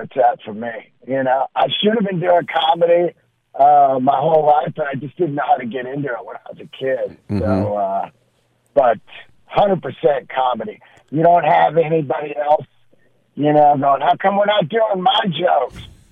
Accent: Bay Area, California, United States; moved away as an adult; also born or lived in San Francisco; now in Los Angeles, United States; the Oakland Arena, which is where I saw all the concerts growing up

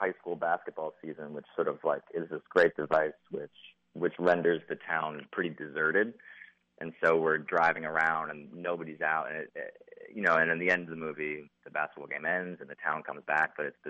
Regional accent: New York, United States; I'm close to Canada. I'm from New York.

